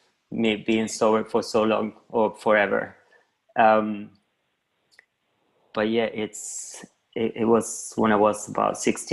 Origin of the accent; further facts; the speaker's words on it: Argentina; now in London, United Kingdom; I'm from Argentina, but I'm based in London, UK.